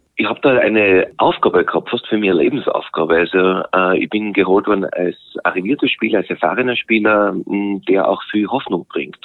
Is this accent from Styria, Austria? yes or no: yes; Graz, Styria, Austria; also born or lived in Vienna, Austria / England; als Grazer